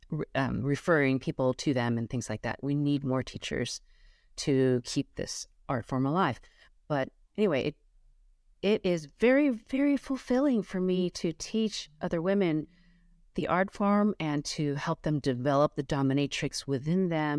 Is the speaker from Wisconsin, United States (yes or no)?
no; Los Angeles, California, United States; I grew up as my parents, I grew up in Los Angeles, but in a very traditional Chinese way.